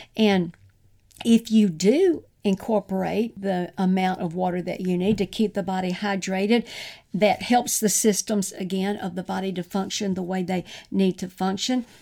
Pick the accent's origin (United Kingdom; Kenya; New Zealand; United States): United States; the South; growing up in the South, and I grew up on sweet tea